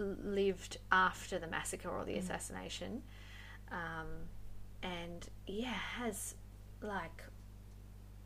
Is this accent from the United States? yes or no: no; Western Australia, Australia; I'm actually from Western Australia